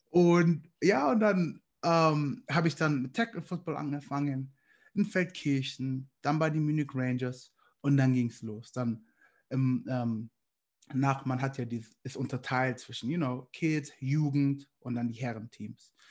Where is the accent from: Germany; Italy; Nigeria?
Nigeria; ich hatte einen nigerianischen Pass und damals war es ein bisschen schwierig, als Nigerianer in die Staaten zu kommen